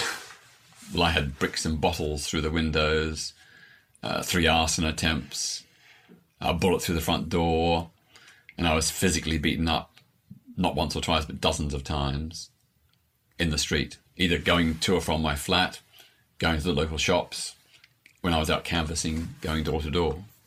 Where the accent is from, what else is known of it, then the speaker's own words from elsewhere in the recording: Melbourne, Victoria, Australia; I was born in Melbourne, Australia in 1952, so just seven years after the end of the Second World War.